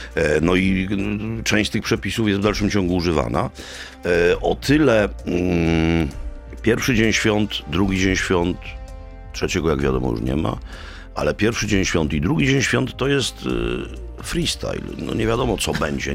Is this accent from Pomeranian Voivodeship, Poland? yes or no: no; Kraków, Lesser Poland, Poland; u nas w Krakowie